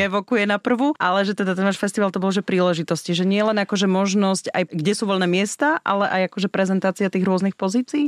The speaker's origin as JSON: {"language": "Slovak", "town": "Snina", "region": "Prešov Region", "country": "Slovakia", "said": "Ja som zo Sniny"}